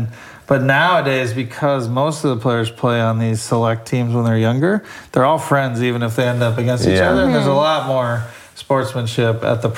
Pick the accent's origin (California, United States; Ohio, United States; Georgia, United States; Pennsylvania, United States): Ohio, United States; Cleveland; moved away; it balances me growing up in Cleveland.